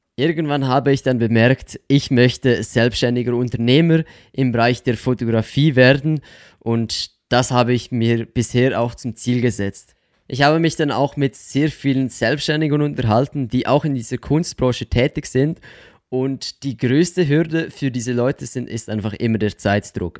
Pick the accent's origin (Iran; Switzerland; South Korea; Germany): Switzerland; accent: Swiss; first language Swiss German; komme aus der Schweiz, wie man wahrscheinlich auch unschwer an meinem komischen Akzent hören kann